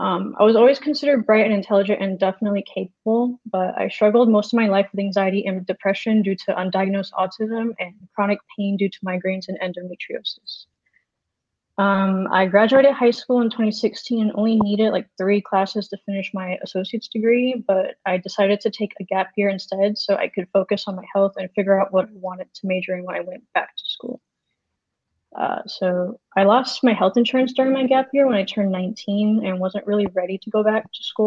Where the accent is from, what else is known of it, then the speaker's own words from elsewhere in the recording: Florida, United States; now in California, United States; I'm a software engineering student at Western Governors University. I grew up in Florida and currently live in California.